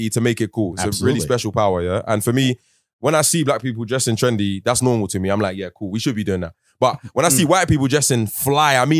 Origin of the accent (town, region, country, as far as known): London, United Kingdom